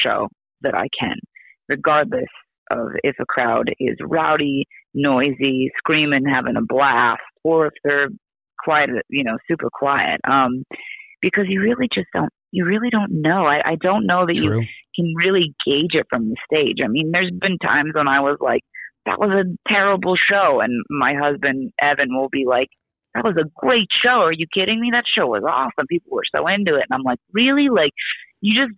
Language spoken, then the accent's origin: English; Oregon, United States; I'm from Oregon